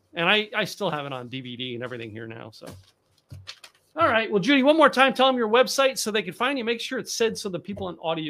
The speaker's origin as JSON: {"language": "English", "region": "Texas", "country": "United States", "said": "You know, when I say boots, you know I'm from Texas"}